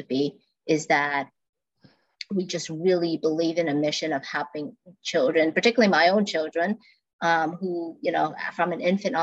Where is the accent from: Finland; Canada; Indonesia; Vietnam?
Vietnam; moved away; I'm from Vietnam